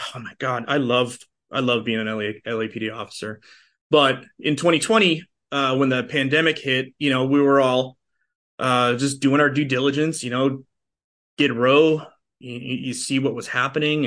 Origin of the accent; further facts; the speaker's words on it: outside of Boston, Massachusetts, United States; moved away as an adult; also born or lived in Los Angeles; I'm a transplant from Boston. Uh, so I grew up, uh, in a, in a city just outside of Boston.